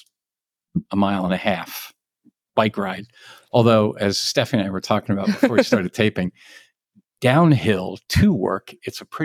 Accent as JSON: {"language": "English", "area": "New Castle County", "region": "Northern Delaware", "country": "United States", "tie": "born or raised there", "also_born_or_lived": "Western Maryland", "moved": "as an adult", "lives_now": "Frederick County, Maryland, United States", "said": "I grew up in Newcastle County, Northern Delaware"}